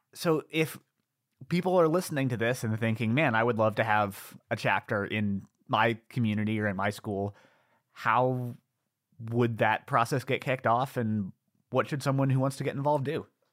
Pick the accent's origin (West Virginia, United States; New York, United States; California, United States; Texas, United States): New York, United States; Ithaca; my hometown, Ithaca, New York